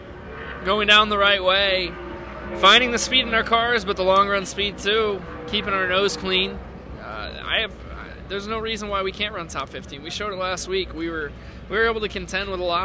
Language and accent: English; Connecticut, United States; moved away; I'm from Connecticut